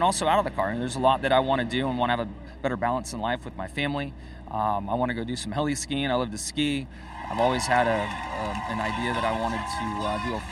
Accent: Southern California, United States; Growing up in Southern California

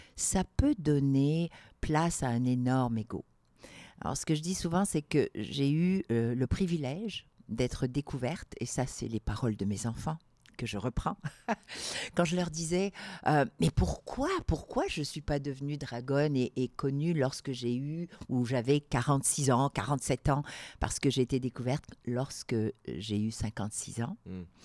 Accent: Algeria; also born or lived in Morocco; now in Quebec, Canada; je suis née au Maroc, j'ai grandi en Algérie

